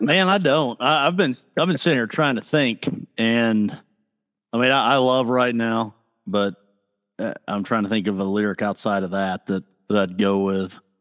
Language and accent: English; Piedmont, Oklahoma, United States; I'm from Piedmont, Oklahoma